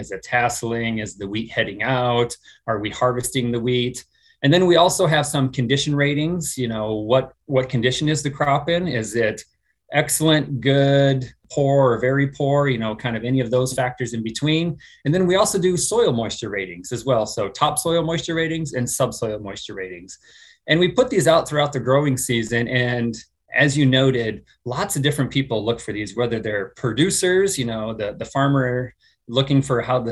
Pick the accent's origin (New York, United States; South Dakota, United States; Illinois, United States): South Dakota, United States; Southeast; moved away as an adult; also born or lived in Missouri / Washington, District of Columbia, United States; now in Lincoln, United States; I'm originally from Southeast South Dakota. I grew up on a hog farm there.